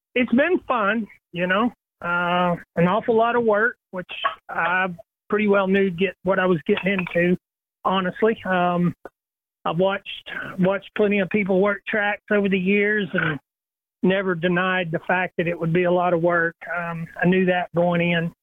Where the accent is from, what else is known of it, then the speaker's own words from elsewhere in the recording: Little Rock, Arkansas, United States; growing up in Little Rock and knowing the Clay family my whole life